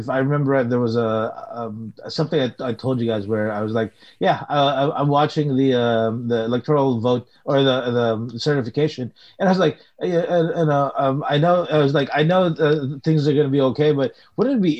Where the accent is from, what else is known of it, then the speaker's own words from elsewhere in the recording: Philippines; moved away; you and I came from the Philippines